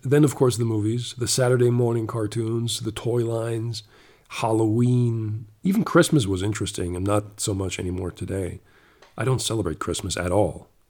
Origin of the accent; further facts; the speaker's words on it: Canada; moved away; also born or lived in Germany; I was born in Germany, but I grew up uh, for six years in Canada